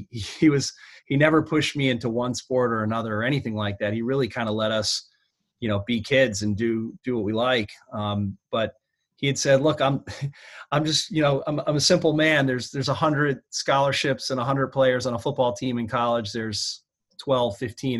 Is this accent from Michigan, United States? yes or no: no; Stamford, Connecticut, United States; I was born and raised in Stamford, Connecticut, about 45 minutes outside of New York City